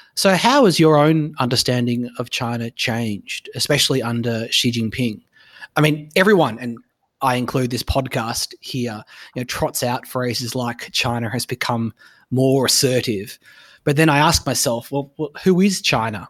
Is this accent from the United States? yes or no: no; Australia